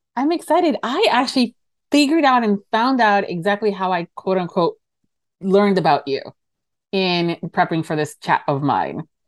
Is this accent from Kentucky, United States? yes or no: no; Miami, Florida, United States; I'm from Miami. And I'm from Florida